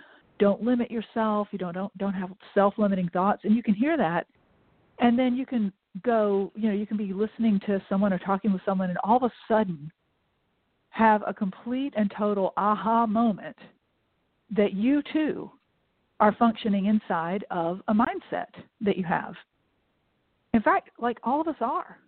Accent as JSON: {"language": "English", "town": "Augusta", "region": "Georgia", "country": "United States", "tie": "born or raised there", "moved": "as an adult", "said": "I grew up in Augusta, Georgia"}